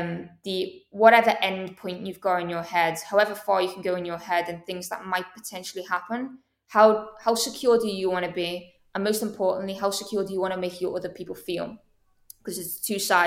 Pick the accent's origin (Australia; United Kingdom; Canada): United Kingdom; Liverpool, North West England; now in Manchester, United Kingdom; I'm originally from Liverpool